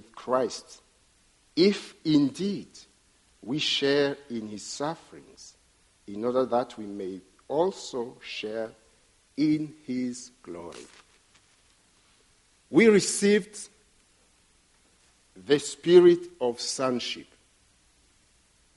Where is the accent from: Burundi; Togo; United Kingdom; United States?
Burundi; first language Kirundi; English is a second language; my native language, which is Kirundi